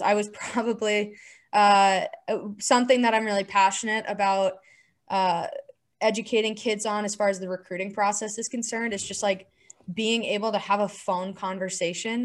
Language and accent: English; Chandler, Arizona, United States; I grew up in Arizona